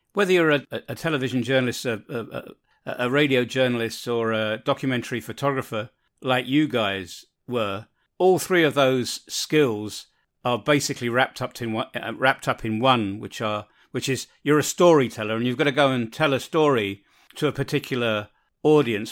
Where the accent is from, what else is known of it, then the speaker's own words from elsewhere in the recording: London, United Kingdom; moved away; I come from London, so there's always infighting between whether you're a, a northerner, a southerner, uh, an eastender or a westender, and, and I'm a westender